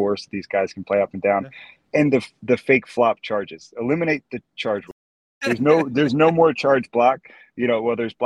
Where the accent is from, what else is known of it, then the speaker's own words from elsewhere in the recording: Villanova, Pennsylvania, United States; moved away; also born or lived in Florida; my hometown team, Villanova